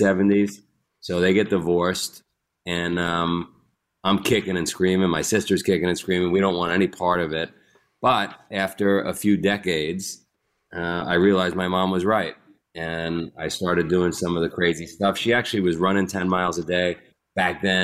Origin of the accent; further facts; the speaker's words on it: New York City, New York, United States; I grew up in Queens, New York